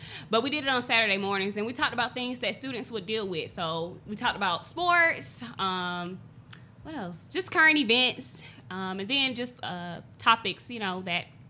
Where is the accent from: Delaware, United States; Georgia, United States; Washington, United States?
Georgia, United States; Athens; moved away as an adult; now in Augusta, United States; I'm originally from Athens, Georgia.